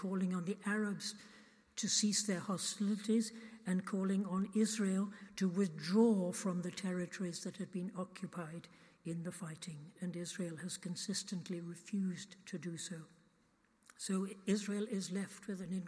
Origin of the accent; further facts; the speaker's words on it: United Kingdom; as British people